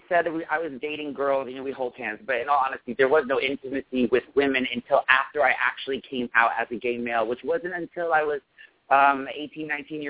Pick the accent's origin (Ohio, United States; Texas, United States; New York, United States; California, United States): New York, United States; upstate; I grew up in upstate New York in a lower-income family. I was the oldest of four siblings, three boys and one girl.